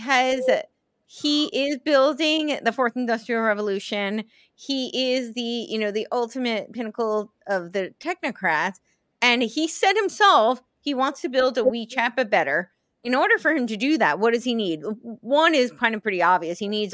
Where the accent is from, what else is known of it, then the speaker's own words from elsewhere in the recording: United States; moved away; also born or lived in Los Angeles, California; I grew up right outside New York City. I lived